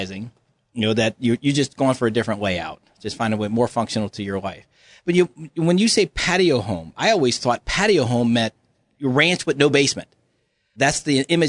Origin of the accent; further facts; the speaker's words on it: Louisiana, United States; now in Western Pennsylvania, United States; being a Cajun from Louisiana